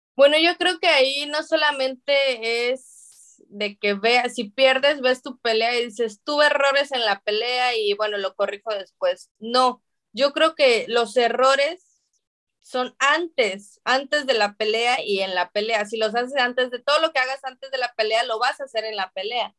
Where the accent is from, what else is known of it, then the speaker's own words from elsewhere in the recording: Mexico; los mexicanos siempre hemos sido caracterizados y etiquetados como guerreros